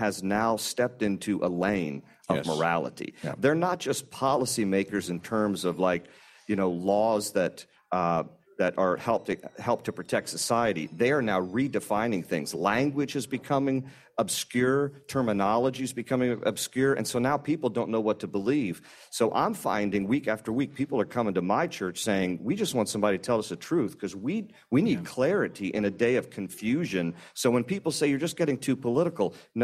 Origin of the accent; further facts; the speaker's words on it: Virginia, United States; I'm from Virginia